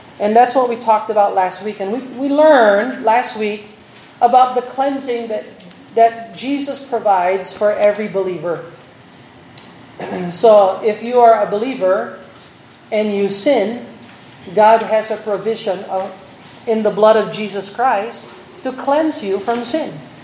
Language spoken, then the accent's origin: Tagalog; Philippines; bilang Pilipino